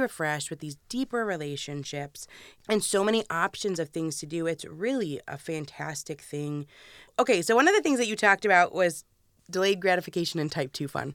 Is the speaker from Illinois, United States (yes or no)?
no; Michigan, United States; we're from Michigan